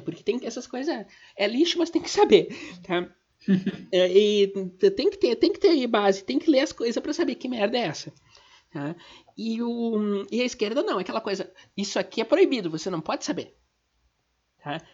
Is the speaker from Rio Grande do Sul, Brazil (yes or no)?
yes; Gaúcha, Rio Grande do Sul, Brazil; eu sou gaúcha